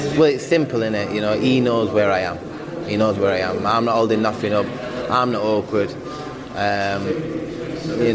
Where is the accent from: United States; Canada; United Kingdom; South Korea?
United Kingdom; I'm a Brit as well